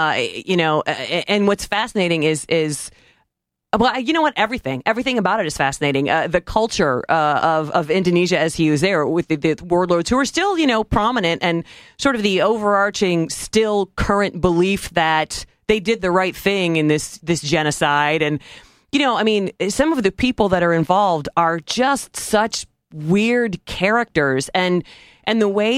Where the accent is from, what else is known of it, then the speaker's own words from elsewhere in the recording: Tiffin, Ohio, United States; I'm from Tiffin, Ohio. He's our sheriff. He was my sheriff growing up, Dale Griffiths.